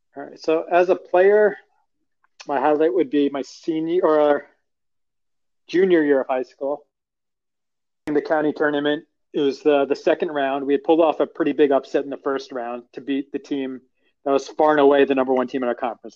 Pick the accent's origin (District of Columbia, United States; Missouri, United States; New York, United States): New York, United States; Long Island; I grew up in Long Island, New York